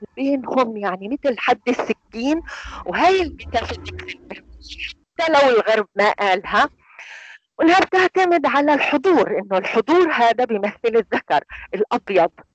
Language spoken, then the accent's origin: Arabic; Palestine; إحنا عندنا هي العادة كفلسطينيين